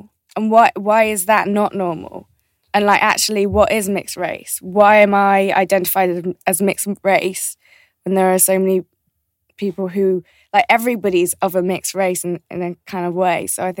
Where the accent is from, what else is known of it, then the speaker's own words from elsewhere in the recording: South East England, United Kingdom; because I grew up outside of London, so I feel like that in itself is a slight disadvantage